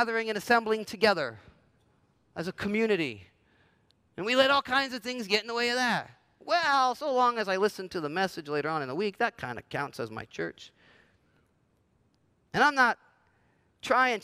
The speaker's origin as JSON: {"language": "English", "region": "New Jersey", "country": "United States", "tie": "born or raised there", "also_born_or_lived": "Los Angeles, United States", "moved": "as an adult", "said": "I grew up in New Jersey, spent some time in L.A. through my 20s, and then felt called to come back to New Jersey"}